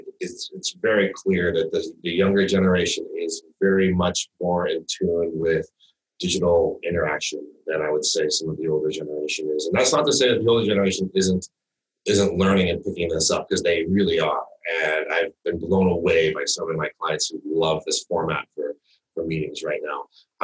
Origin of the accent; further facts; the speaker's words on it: Midwest, United States; also born or lived in East Coast; I grew up in the Midwest and the East Coast learning to ski